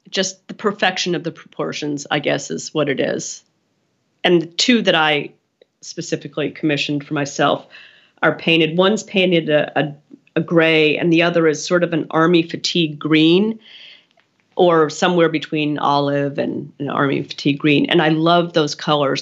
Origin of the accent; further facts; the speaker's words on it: Pennsylvania, United States; I grew up in Pennsylvania